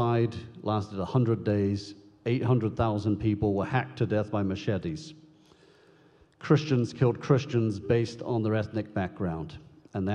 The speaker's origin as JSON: {"language": "English", "country": "United Kingdom", "tie": "born or raised there", "moved": "yes", "lives_now": "United States", "said": "I was born and raised in the United Kingdom"}